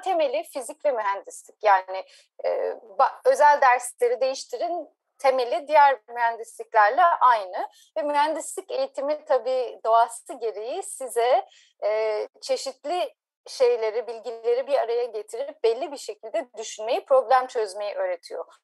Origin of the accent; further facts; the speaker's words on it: Ankara, Turkey; moved away as an adult; also born or lived in Izmir / Cambridge, Massachusetts, United States; 1981 Ankara doğumluyum.